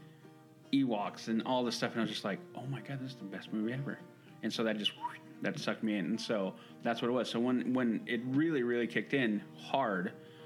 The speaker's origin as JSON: {"language": "English", "region": "Southern California", "country": "United States", "tie": "born or raised there", "moved": "yes", "said": "And it's just because I grew up in Southern California"}